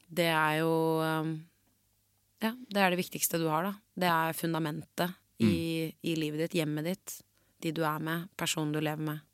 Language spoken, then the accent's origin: Norwegian; Oslo, Norway; jeg er blond jente fra Oslo vest